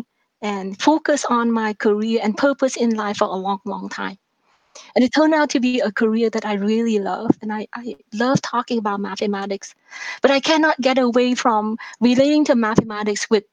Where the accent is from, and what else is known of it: Vietnam; born or raised there; English is a second language; now in Canada